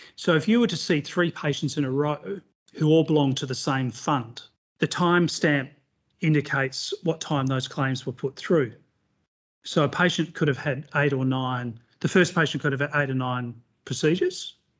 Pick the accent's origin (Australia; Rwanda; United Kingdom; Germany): Australia; Western Australia; in my hometown of Western Australia